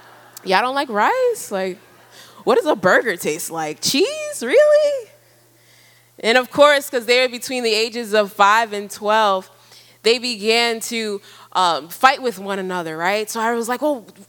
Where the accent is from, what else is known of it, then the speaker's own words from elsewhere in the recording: New York, United States; moved away as an adult; also born or lived in Ghana; now in Ivory Coast; I was born in Ghana and grew up in New York, and now I'm living in Ivory Coast